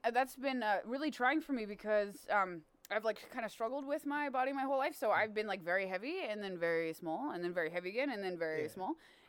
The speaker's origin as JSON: {"language": "English", "region": "Texas", "country": "United States", "tie": "born or raised there", "said": "I grew up in Texas killing things, you know?"}